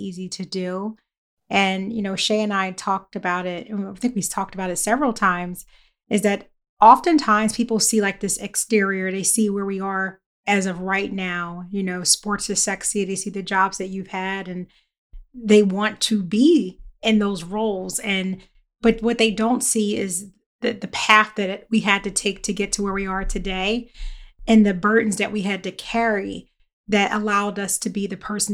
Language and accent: English; Philadelphia, Pennsylvania, United States; I grew up in Philly